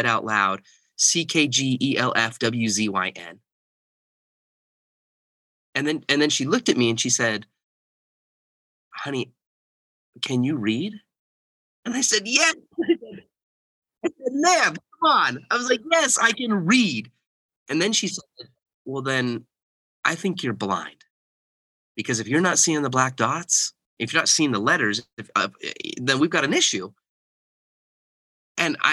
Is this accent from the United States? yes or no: yes; Bountiful, Utah, United States; also born or lived in Texas / Kansas; I was born in Bountiful, Utah, and grew up most of my life in the Utah area. We lived in Texas for a little while. We lived in Kansas, kind of the middle part of the U.S. And then we moved back to Utah.